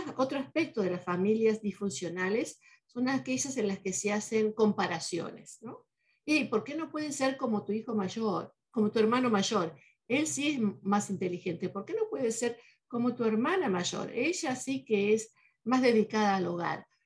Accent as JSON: {"language": "Spanish", "country": "Argentina"}